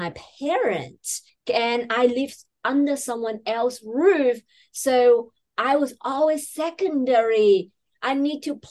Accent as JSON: {"language": "English", "country": "China", "tie": "born or raised there", "moved": "as an adult", "lives_now": "Sydney, Australia", "said": "I was born and raised in China in a very small town"}